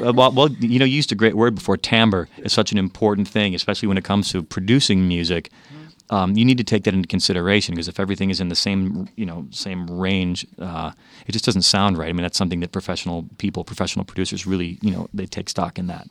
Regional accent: Chicago, Illinois, United States; I was raised in Chicago, but had relatives in the South

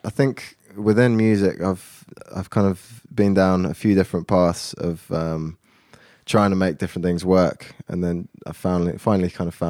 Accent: Oxford, South East England, United Kingdom; now in London, United Kingdom; I was born in London. I went to school kind of for my formative years in Oxford. So that's only about an hour northwest of London. So I've always lived in the south of the UK. And then I've been back in London for the last 10 years since uni.

